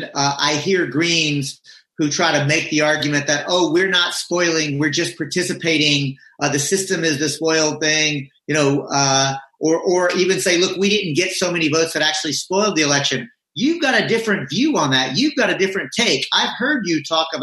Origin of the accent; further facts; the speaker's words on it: Texas, United States; I'm a Texan